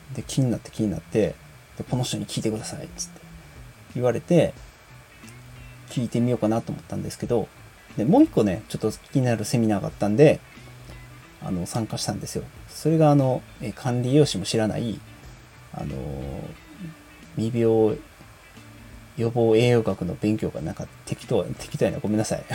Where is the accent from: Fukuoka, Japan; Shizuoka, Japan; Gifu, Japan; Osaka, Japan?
Osaka, Japan; also born or lived in Yokohama; now in Hyogo, Japan; 生まれは横浜でね、育ちは大阪なんですけどもね。あ、現在は、えー、兵庫県に、えー、住んでます